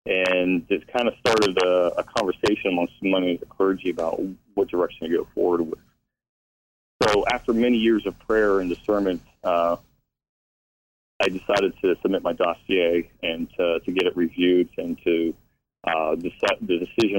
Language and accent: English; Pennsylvania, United States; also born or lived in Eglin Air Force Base, Florida; now in Lacey, Washington, United States; I actually grew up evangelical in a small church in Pennsylvania.